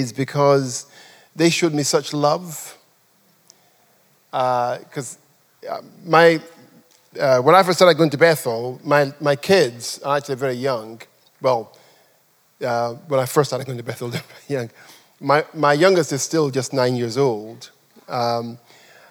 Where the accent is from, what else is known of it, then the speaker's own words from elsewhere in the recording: Nigeria; also born or lived in England; now in United Kingdom; I'm a Nigerian